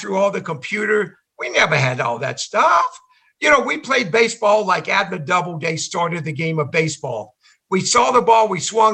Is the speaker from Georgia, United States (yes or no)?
yes; Georgia, United States; I'm from Georgia